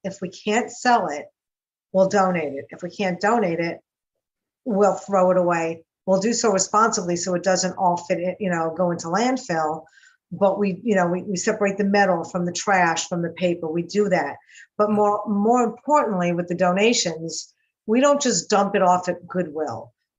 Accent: New York, United States; accent: New York; now in Encino, United States; You know, you can tell I'm from New York. And I have, you know

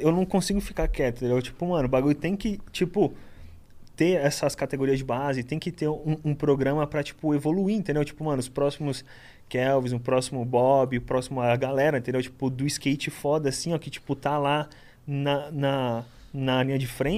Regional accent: Guarujá, São Paulo, Brazil; born or raised there; also born or lived in Itanhaém

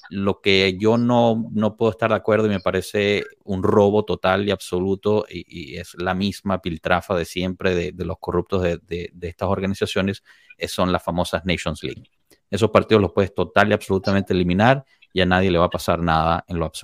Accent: Honduras; Como hondureño

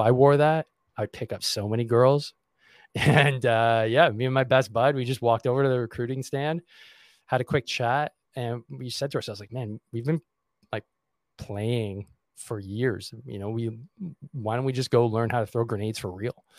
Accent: Montreal, Quebec, Canada; I grew up in uh, Montreal. I still am in Montreal

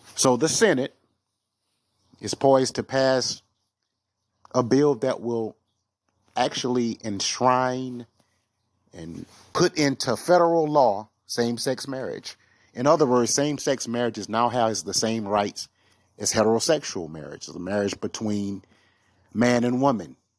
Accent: the South, United States; I'm a Southern guy

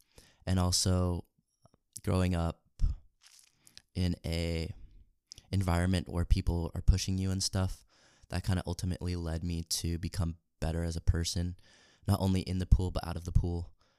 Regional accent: Salt Lake City, Utah, United States; moved away; I'm from Salt Lake City, Utah.

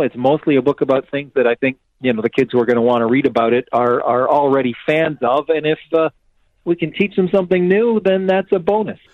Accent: Canada; I'm Canadian

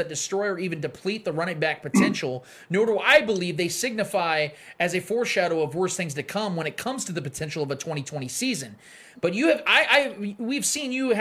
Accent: Olathe, Kansas, United States; which hospital room I was born in Olathe Medical Center

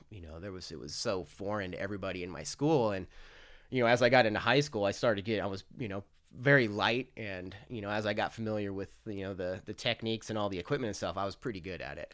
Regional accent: Farmington, New Mexico, United States; grew up in Farmington, New Mexico

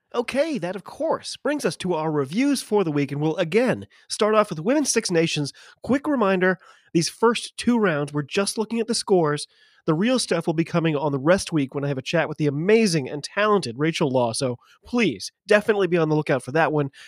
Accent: United States; I'm an American rugby fan

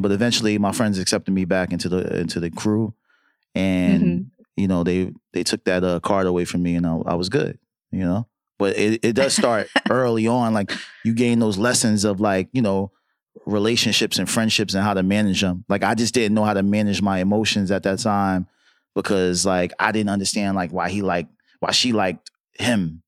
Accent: New York City, New York, United States; I'm from Harlem, right? So being from Harlem

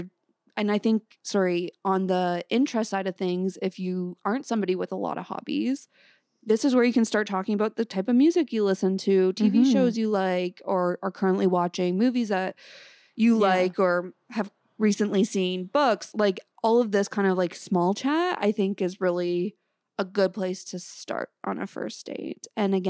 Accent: small town outside Toronto, Ontario, Canada; now in Toronto, Canada; people must know I'm from a small town outside the city

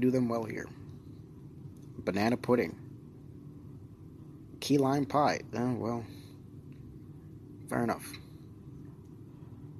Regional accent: United States

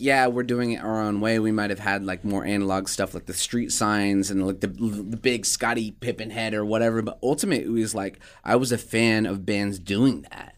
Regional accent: Des Moines, Iowa, United States; now in Omaha, United States; I was born in Omaha, Nebraska, went to school in Des Moines, Iowa.

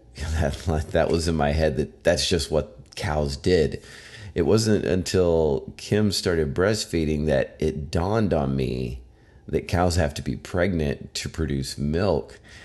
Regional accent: Arkansas, United States; I am from Arkansas, where as a kid, I hunted I went fishing, um, in high school. I worked at a grocery store

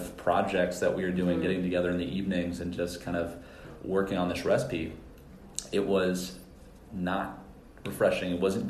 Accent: San Francisco, California, United States; now in Florida, United States; I was from San Francisco

